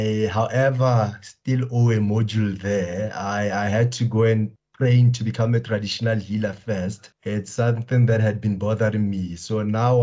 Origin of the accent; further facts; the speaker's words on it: Limpopo, South Africa; I grew up in the Luwakgomo, Limpopo, surrounded by a lot of politically minded people.